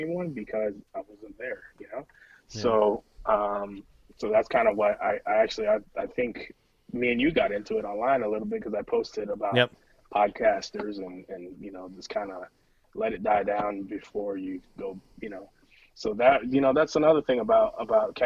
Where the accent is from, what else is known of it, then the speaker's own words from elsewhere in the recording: United States; I'm an American